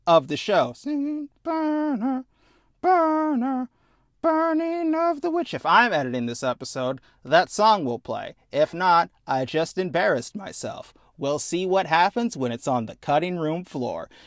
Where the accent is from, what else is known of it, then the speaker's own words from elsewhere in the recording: Midwest, United States; I'm from the Midwest